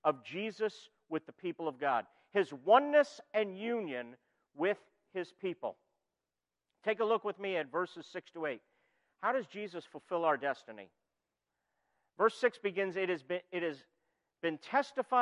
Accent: New York, United States; moved away; also born or lived in Philadelphia area; I'm originally from New York

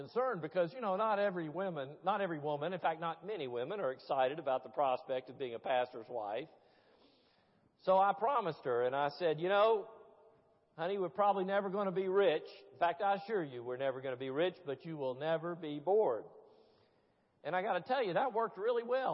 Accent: Tennessee, United States; I'm a Presbyterian from Tennessee who married a Baptist from Georgia

